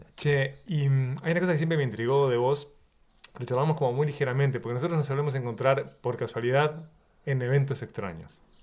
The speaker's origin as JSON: {"language": "Spanish", "country": "Uruguay", "tie": "born or raised there", "said": "mi infancia en Uruguay"}